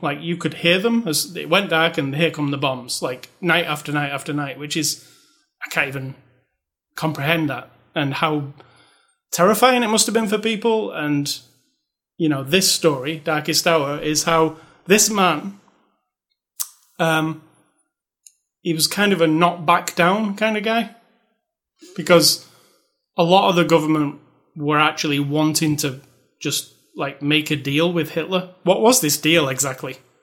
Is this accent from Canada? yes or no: no; United Kingdom; I'm British